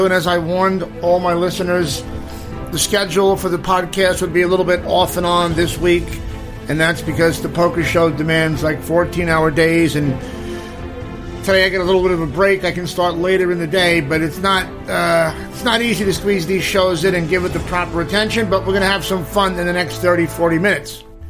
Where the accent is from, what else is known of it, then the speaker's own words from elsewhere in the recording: New York City, New York, United States; moved away; also born or lived in Los Angeles; we're both from Brooklyn, both Bensonhurst, Brooklyn boys.